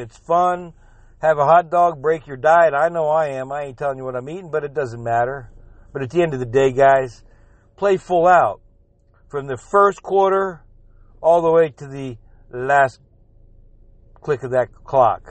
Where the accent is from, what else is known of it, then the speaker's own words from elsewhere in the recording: South Florida, United States; I'm from South Florida, but my whole family's from New England